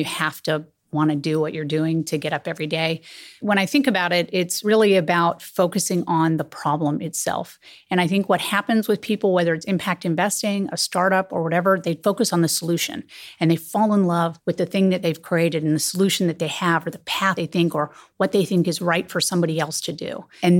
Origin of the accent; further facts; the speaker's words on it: Silicon Valley, California, United States; I didn't have a lot of mentors when I was growing up in Silicon Valley.